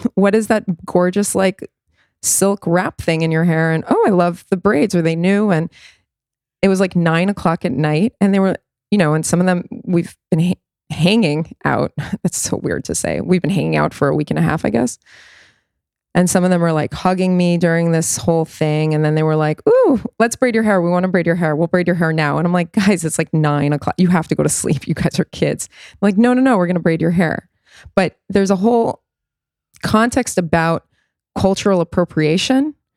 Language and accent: English; New York City, New York, United States; growing up in the States